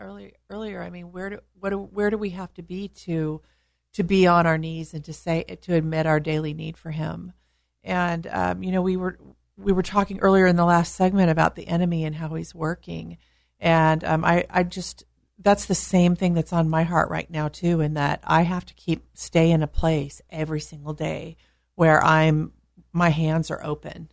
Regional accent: California, United States; being a Californian

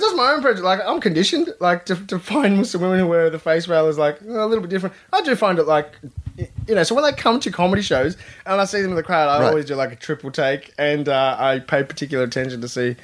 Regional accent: Australia

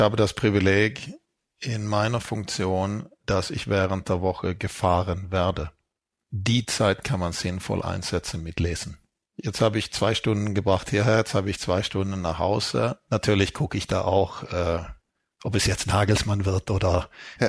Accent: Sweden; moved away; ich bin in Schweden aufgewachsen

